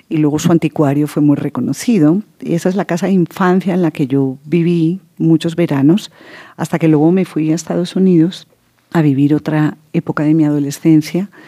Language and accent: Spanish; Netherlands; Pues digamos que mm, mi infancia en Holanda, mi mamá, como les digo, es holandesa, y mi abuela, que me preguntaban por ella, mi abuela materna, holandesa, de la ciudad de Utrecht